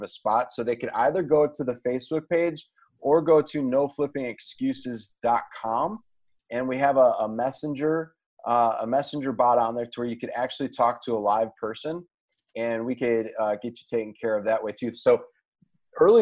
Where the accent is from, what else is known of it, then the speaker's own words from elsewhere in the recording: Indianapolis, Indiana, United States; Indianapolis, Indiana. That's my hometown.